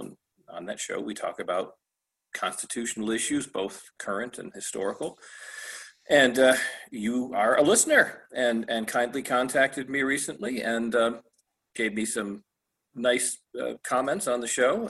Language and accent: English; Michigan, United States; moved away as an adult; now in Florida, United States; I worked for a, a large private firm in my home state of Michigan.